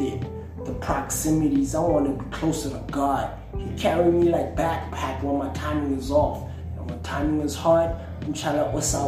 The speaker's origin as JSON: {"language": "English", "country": "Botswana", "tie": "born or raised there", "said": "Kholetse Botswana. Kholetse ko Botswana. Lived there all my life."}